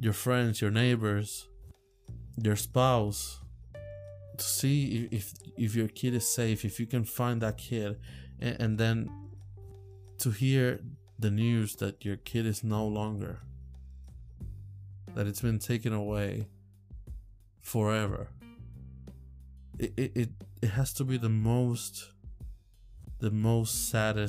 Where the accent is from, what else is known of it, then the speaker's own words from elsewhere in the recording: Puerto Rico; now in Virginia, United States; I come from Puerto Rico